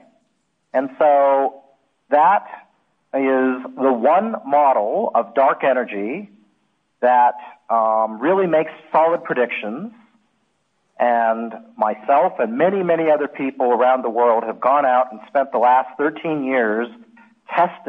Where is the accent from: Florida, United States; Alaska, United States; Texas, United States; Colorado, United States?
Alaska, United States; moved away; I grew up in Alaska